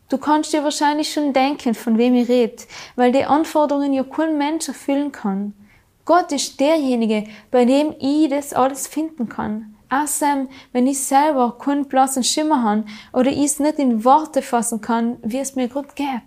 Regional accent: Trentino-Alto Adige, Italy; 315 Tage im Jahr, so oft scheint bei uns in Südtirol durchschnittlich die Sonne.

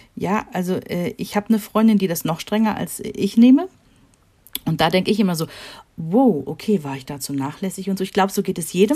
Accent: Rhineland, Germany; wir sind Rheinländer

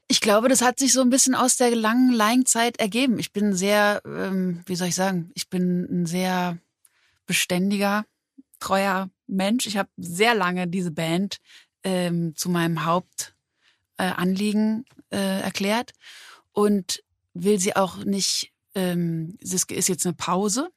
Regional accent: Berlin, Germany; also born or lived in Mannheim; so bin ich eben mit elf in Berlin gelandet und hier groß geworden. Genau, in Mannheim geboren

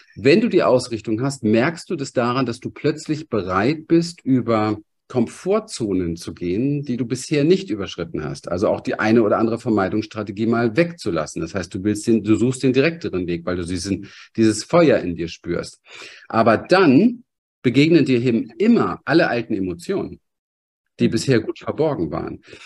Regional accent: Berlin, Germany; ich komme aus dem Berliner Hinterhof. Ich bin aufgewachsen mit ähm, Alkoholismus

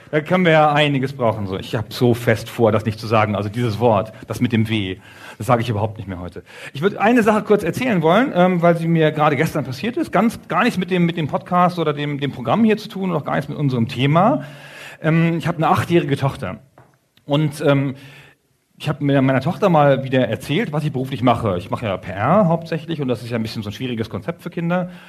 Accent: Bevern, Lower Saxony, Germany; Wir kommen zusammen aus Befern in Niedersachsen, in Südniedersachsen.

